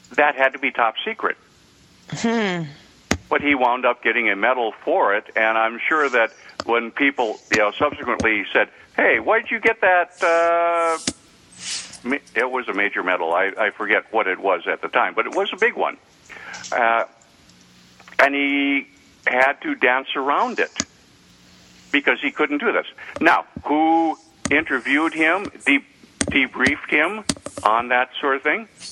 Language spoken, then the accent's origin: English; North Dakota, United States; my home state of North Dakota, which I'm very proud